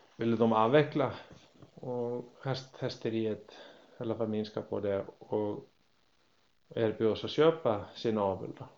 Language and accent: Swedish; Iceland; now in Sweden; hemma på Island som femåring